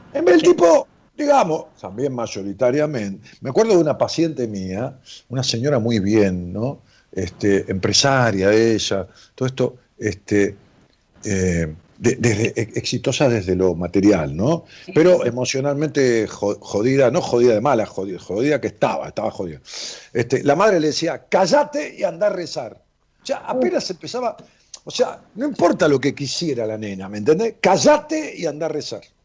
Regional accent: Ramos Mejía, Buenos Aires Province, Argentina; en mi pueblo, en Rabo Mejía

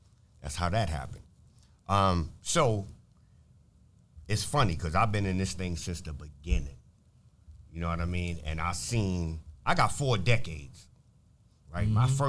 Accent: New York City, New York, United States; also born or lived in Manhattan, New York / Brooklyn, New York; I was born in Manhattan. Okay. I spent the first 10 years of my life in Brooklyn. Then I moved to the Bronx

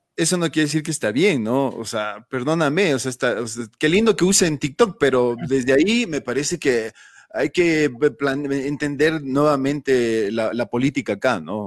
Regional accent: Ecuador; como ecuatorianos eh, asumimos

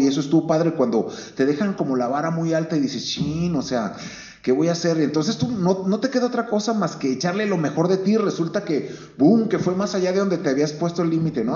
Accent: Guadalajara, Jalisco, Mexico; ahí mero nací y, este, aquí en Guadalajara he vivido la, mayor parte de mi vida

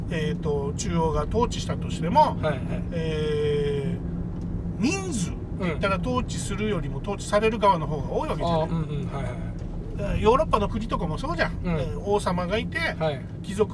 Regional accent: Okinawa, Japan; 中国になったりアメリカになったり日本になったりしたけど沖縄沖縄だし、うん普通に俺たちの親は、うん、 それを乗り越えてきたけど

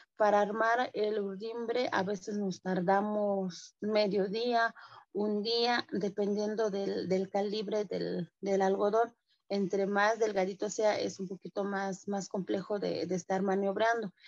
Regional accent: San Juan Cotzocón, Oaxaca, Mexico; first language Mixe; Spanish is a second language; moved away as an adult; soy artesana textil de la de cintura de la comunidad de San Juan Cochoconmije pertenezco a la Sierra Norte del, estado de, Oaxaca

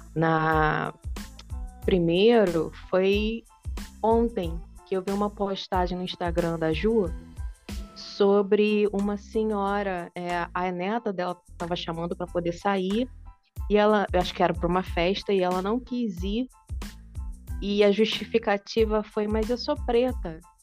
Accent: interior of Minas Gerais, Brazil; é de onde eu venho, é de onde minha família vem

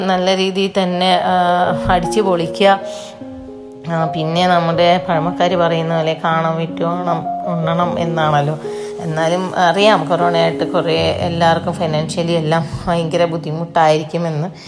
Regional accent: Kozhikode, Kerala, India; now in Pathanamthitta, India; ഞാൻ ഹസ്ബൻഡിൻ്റെ എൻ്റെ വീട് പത്തനംതിട്ടയാണ് ഞാൻ കോഴിക്കോട്ടുകാരിയാണ്

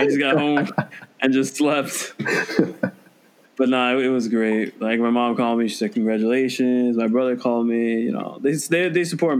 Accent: Venezuela; moved away; also born or lived in Orlando; It's like the national sport in my home country, Venezuela.

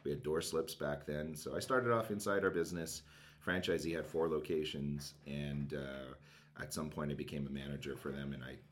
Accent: Canada; also born or lived in Montreal; I'm Canadian

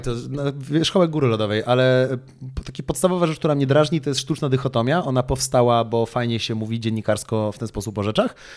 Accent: Poland; my w Polsce

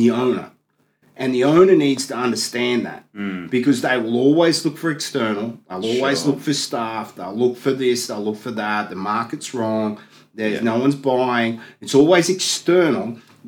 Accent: Gold Coast, Queensland, Australia; I'm a boy from the Gold Coast

